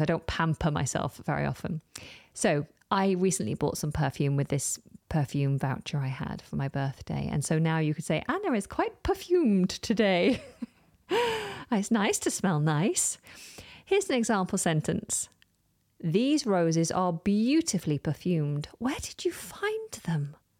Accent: United Kingdom; within the U K, we more often in conversation refer

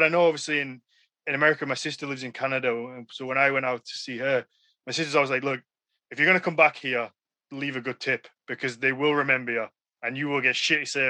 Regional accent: United Kingdom; accent: northern

